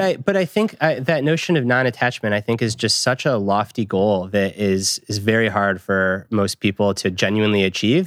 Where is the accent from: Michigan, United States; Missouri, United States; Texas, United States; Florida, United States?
Michigan, United States; I grew up in Michigan.